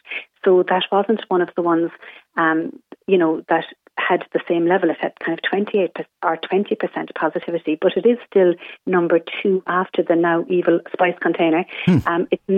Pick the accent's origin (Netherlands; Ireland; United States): Ireland; we're Irish